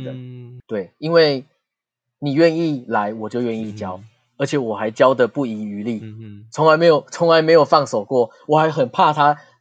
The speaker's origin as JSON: {"language": "Chinese", "country": "Taiwan", "said": "我们台湾人"}